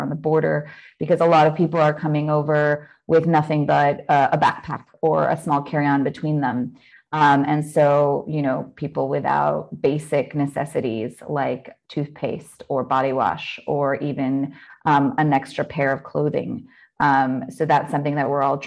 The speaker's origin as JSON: {"language": "English", "region": "California", "country": "United States", "moved": "as an adult", "lives_now": "Warsaw, Poland", "said": "I'm actually from California, but I'm based in Warsaw, Poland"}